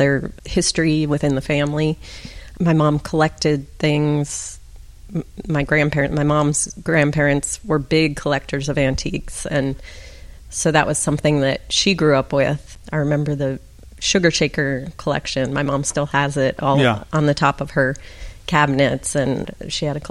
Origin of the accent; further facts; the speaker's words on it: Pittsburgh, Pennsylvania, United States; I grew up in Pittsburgh, Pennsylvania